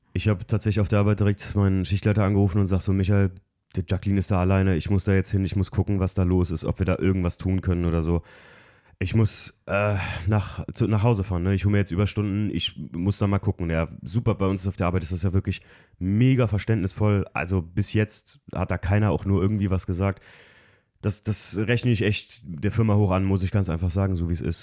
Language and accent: German; Alken, Rhineland-Palatinate, Germany; Wir sind an der Mosel groß geworden, in Alken, wo eigentlich regelmäßig Hochwasser sind